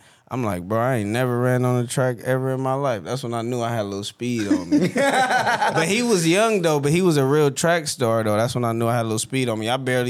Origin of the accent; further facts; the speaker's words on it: West Coast, United States; I could rap on any beat, but it's like, bro, I'm from the West Coast. Like, this is what we own